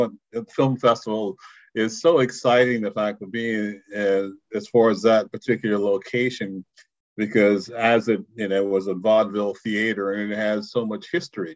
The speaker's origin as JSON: {"language": "English", "town": "Portland", "region": "Oregon", "country": "United States", "tie": "born or raised there", "also_born_or_lived": "Alabama", "said": "I was raised actually in Portland"}